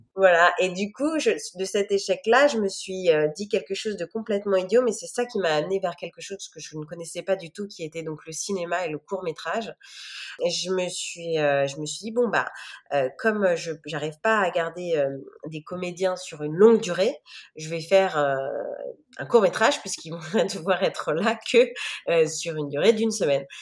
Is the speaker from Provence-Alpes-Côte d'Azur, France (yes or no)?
no; Chartres, Centre-Val de Loire, France; moved away as an adult; also born or lived in Paris / New York; j'ai, fait mon enfance euh, à Chartres, qui est donc une ville à côté de Paris